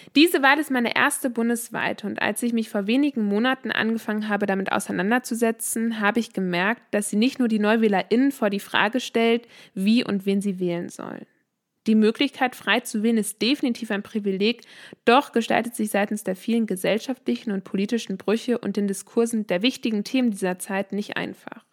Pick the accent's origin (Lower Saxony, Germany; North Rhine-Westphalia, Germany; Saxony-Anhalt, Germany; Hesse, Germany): North Rhine-Westphalia, Germany; Bielefeld; also born or lived in Finland / Canada; Ich bin in Bielefeld geboren und aufgewachsen